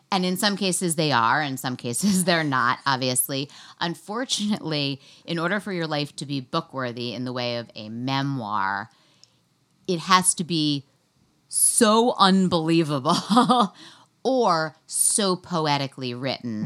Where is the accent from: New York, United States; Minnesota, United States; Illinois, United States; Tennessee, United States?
New York, United States; New York City; I grew up in New York City, and then I went to Smith College